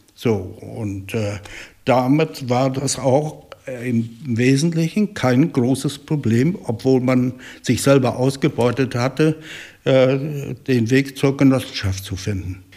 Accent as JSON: {"language": "German", "town": "Eickelberg", "region": "Mecklenburg-Vorpommern", "country": "Germany", "tie": "born or raised there", "said": "ich bin hier geboren 1947, habe hier äh, die Kinderheit und die äh, Jugendzeit hier verbracht"}